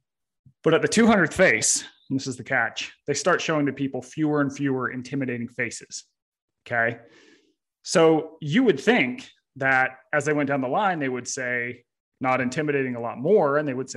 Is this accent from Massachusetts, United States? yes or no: no; Utah, United States; I grew up in Utah.